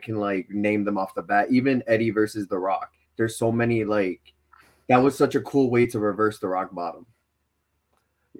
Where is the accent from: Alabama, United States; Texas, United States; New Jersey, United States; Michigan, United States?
New Jersey, United States; Rahway; I'm from Rahway